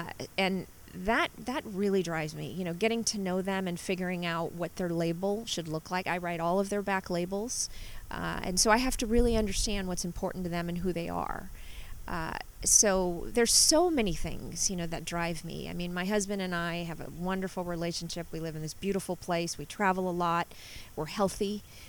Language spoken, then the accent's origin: English; Southern California, United States; moved away as an adult; also born or lived in New Orleans, Louisiana; now in Napa, United States; I was just under 5 when we moved to Southern California. Okay. So I grew up in Southern California.